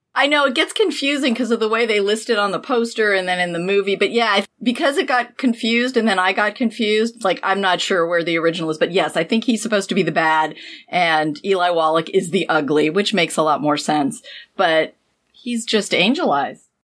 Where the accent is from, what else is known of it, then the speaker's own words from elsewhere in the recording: San Diego, California, United States; being a teenager and growing up near the Vogue Theater in San Diego